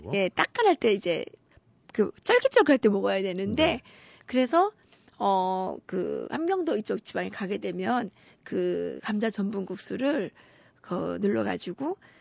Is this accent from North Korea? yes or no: yes; Pyongyang, North Korea; moved away as an adult; now in South Korea; 제가 탈북한 사람이니까